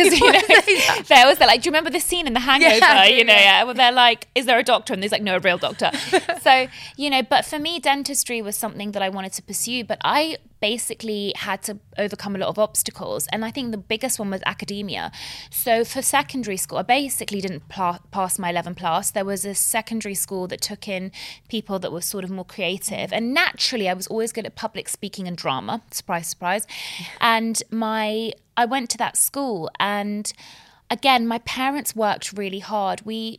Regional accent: Bahrain; And Bahrain, it was actually in the middle of the Gulf War. So I do remember growing up in the Gulf War.

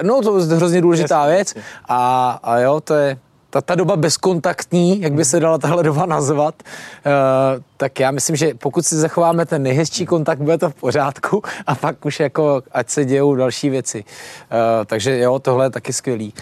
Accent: Czechia; my jako Češi

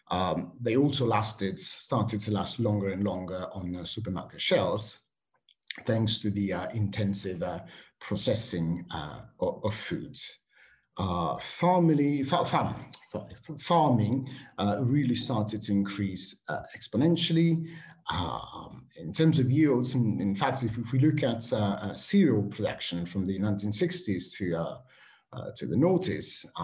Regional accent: Switzerland; English is a second language; also born or lived in Italy; now in United Kingdom; I have to say I grew up partly in Switzerland and, uh, and in Italy. And uh, before coming to the UK

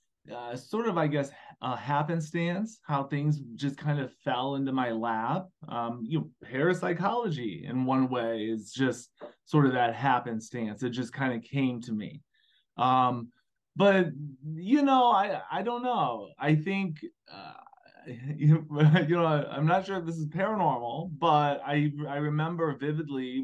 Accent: Illinois, United States; moved away as an adult; also born or lived in Carrollton, Georgia; I'm from Illinois

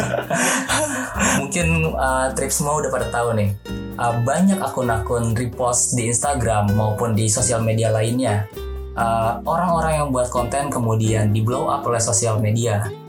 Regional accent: Bogor, West Java, Indonesia; born or raised there

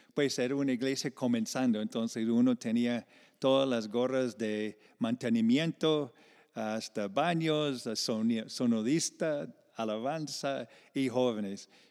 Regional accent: Iowa, United States; moved away as an adult; now in Medellín, Colombia; yo vengo de una parte de Iowa como de agricultura y, fincas y vacas

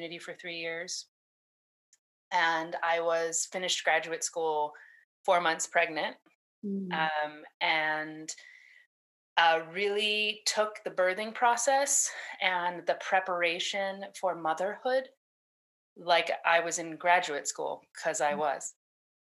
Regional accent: California, United States; I was born in California

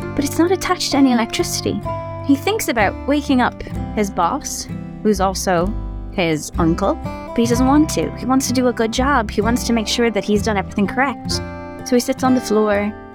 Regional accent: Ireland; I grew up in Ireland.

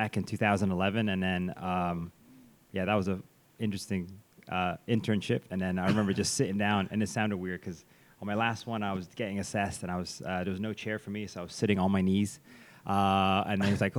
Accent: Dubai, United Arab Emirates; moved away as an adult; also born or lived in United Kingdom; I grew up here, so Dubai is home base for me. I went to school here and everything, and then moved to the UK

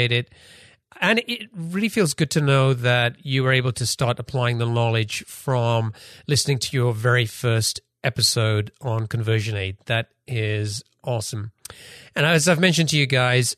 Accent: London, United Kingdom; now in Seattle area, United States; we're both from London. I'm in the Seattle area

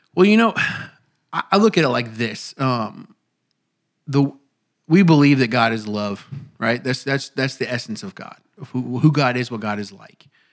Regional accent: Indiana, United States; moved away; my pastor back home growing up in Indiana

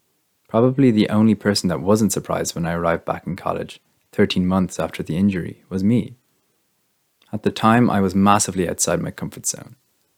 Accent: Leinster, Ireland; I'm from Meath, and I live in the family home in the countryside at the moment, which I love.

